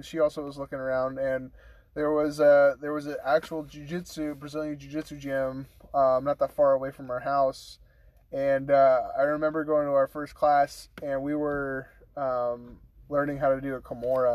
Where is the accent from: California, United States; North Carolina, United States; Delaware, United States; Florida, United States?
California, United States; Monterey; I grew up down in Monterey, California